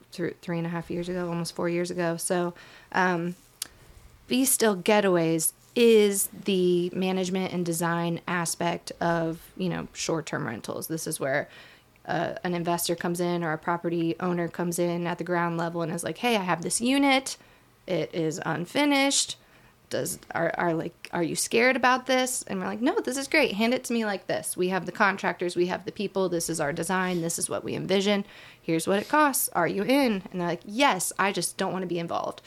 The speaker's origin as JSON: {"language": "English", "area": "Shenandoah Valley", "region": "Virginia", "country": "United States", "also_born_or_lived": "Boone, North Carolina", "said": "I'm from the Shenandoah Valley"}